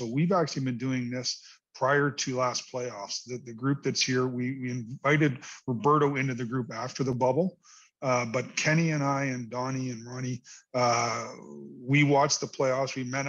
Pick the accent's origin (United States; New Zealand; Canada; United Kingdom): Canada; but as a Canadian, it also comes with responsibilities of media responsibilities.